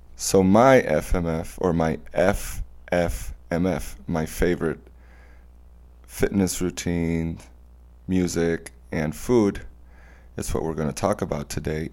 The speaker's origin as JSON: {"language": "English", "region": "Mérida", "country": "Venezuela", "tie": "born or raised there", "said": "My hometown, Mérida, it's a mountain city"}